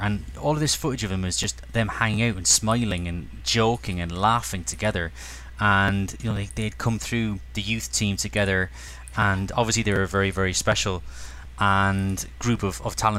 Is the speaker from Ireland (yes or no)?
yes; Cork, Munster, Ireland; as a kid in my living room in Cork, growing up in Ireland.